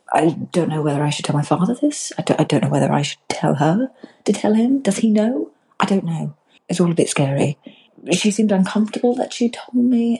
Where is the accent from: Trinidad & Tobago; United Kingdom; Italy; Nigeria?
United Kingdom; England; as we English